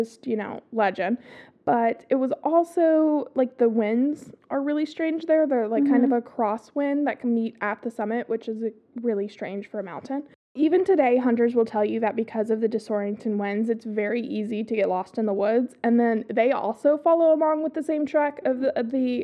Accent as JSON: {"language": "English", "area": "the South", "region": "Southern United States", "country": "United States", "accent": "southern", "said": "my accent comes in real strong this episode"}